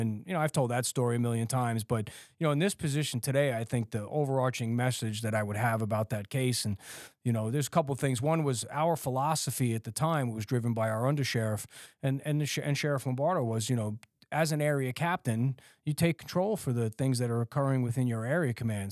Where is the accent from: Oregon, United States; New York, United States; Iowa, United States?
New York, United States; New York City; growing up in Staten Island, you know, it's, it's New York